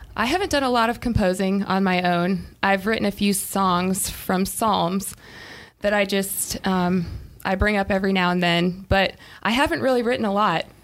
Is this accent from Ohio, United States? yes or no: yes; Ohio, United States; now in Greenville, United States; Middle of nowhere, Amish country, Ohio.